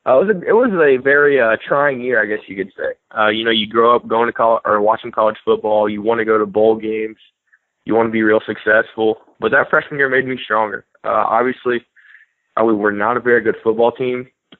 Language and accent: English; Birmingham, Alabama, United States; moved away as an adult; also born or lived in Hattiesburg, Mississippi; against my hometown team